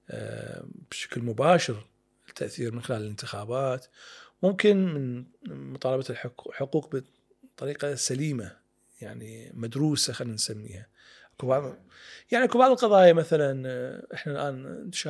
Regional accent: Iraq; فصارت عندنا طبيعه كعراقيين يعني مثل ما تفضل اهالينا

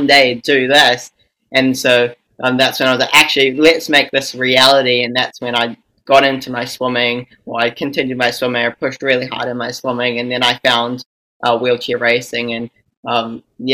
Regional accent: New Zealand; I am from New Zealand

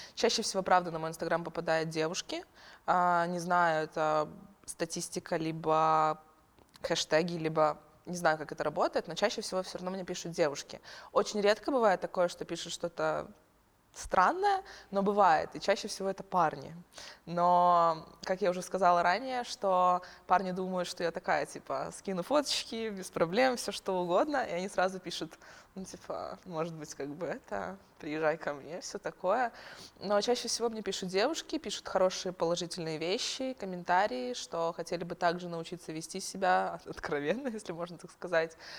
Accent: Ukraine; moved away as an adult; now in Lithuania; я украинка

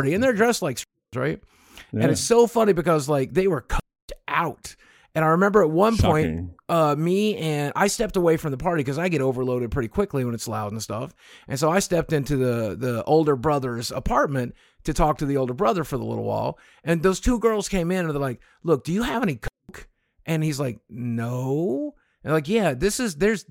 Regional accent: the South, United States; I was raised in the South

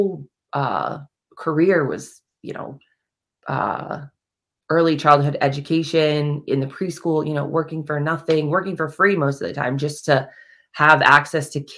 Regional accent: Kansas City, Missouri, United States; moved away; I actually grew up in Kansas City, Missouri, so I'm not from the East Coast at all

